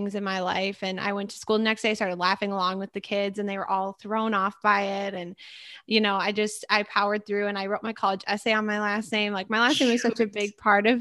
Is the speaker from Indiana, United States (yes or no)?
no; Minnesota, United States; also born or lived in Edina, Minnesota / Stillwater, Minnesota; I'm from Minnesota, born and raised, went to St. Thomas, studied fashion.